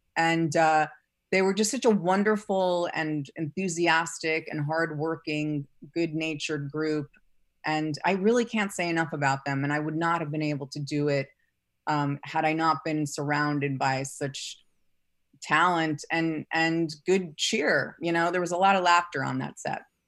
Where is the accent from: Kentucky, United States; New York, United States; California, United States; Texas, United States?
New York, United States; New York City; I grew up in New York City